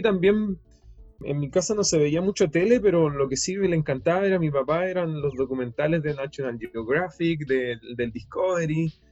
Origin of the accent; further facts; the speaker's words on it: Puerto Montt, Los Lagos, Chile; crecí en Puerto Montt